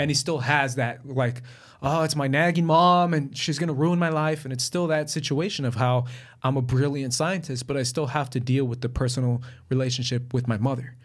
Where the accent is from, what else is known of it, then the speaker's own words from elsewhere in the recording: Colombia; I'm from Colombia, so I've dealt with La Guerrilla.